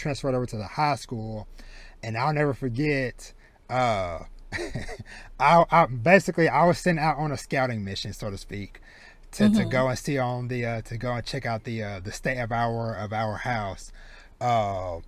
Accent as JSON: {"language": "English", "region": "deep southeast Texas", "country": "United States", "tie": "born or raised there", "moved": "as an adult", "lives_now": "Dallas-Fort Worth, United States", "said": "I was born and raised in deep southeast Texas, so like down maybe like a few hours from Houston"}